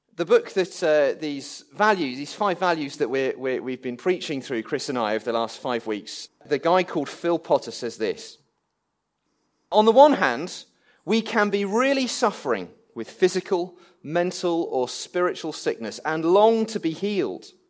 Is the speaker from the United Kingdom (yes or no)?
yes; England, United Kingdom; I'm English.